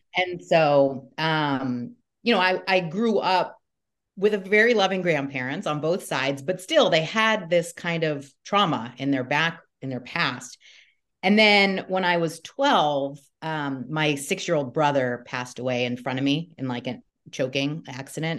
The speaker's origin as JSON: {"language": "English", "town": "Newport Beach", "region": "California", "country": "United States", "tie": "born or raised there", "said": "I grew up in Newport Beach, Um, California"}